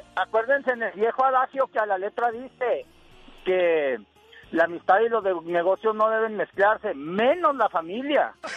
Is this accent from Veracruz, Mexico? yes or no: no; Nayarit, Mexico; moved away; Nosotros somos de Nayarit y el pescado zarandeado es típico